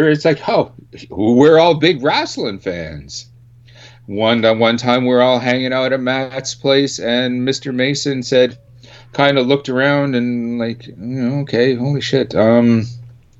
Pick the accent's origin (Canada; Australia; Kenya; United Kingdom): Canada; we're four Canadian guys from the same Canadian metal scene